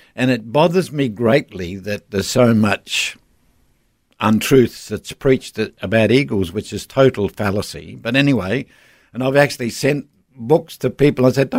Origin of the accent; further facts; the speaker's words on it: South Australia, Australia; moved away; also born or lived in Northern Territory / Darwin; I was raised in South Australia, but we moved to the Northern Territory in the 60s